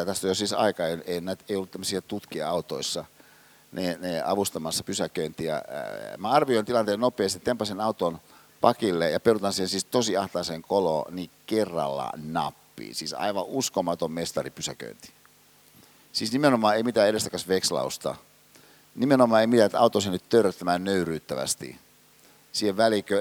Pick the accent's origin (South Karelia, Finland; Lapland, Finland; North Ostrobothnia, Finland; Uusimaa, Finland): Uusimaa, Finland; Hyvinkää; mä oon kotoisin Hyvinkäältä